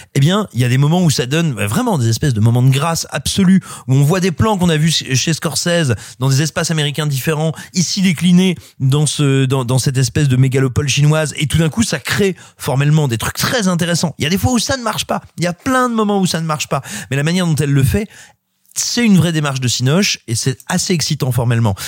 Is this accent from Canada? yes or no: no; France; chez nous en France